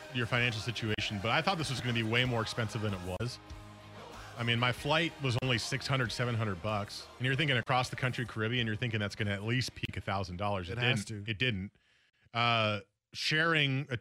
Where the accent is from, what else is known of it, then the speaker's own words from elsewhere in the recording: East Coast, United States; moved away; I grew up on the East Coast.